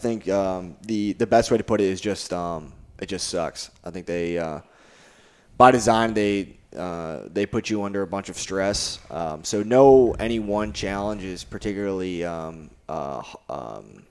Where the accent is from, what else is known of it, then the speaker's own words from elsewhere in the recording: Naperville, Illinois, United States; moved away as an adult; I grew up just outside of Chicago in Naperville, Illinois, in the suburbs